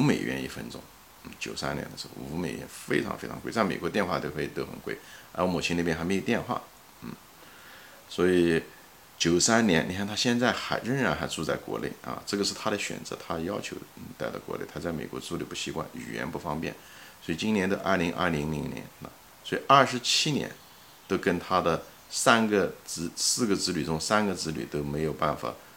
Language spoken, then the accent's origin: Chinese; Ma'anshan, Anhui, China; 我就是从小就在那座城市的郊区，一个矿区长大的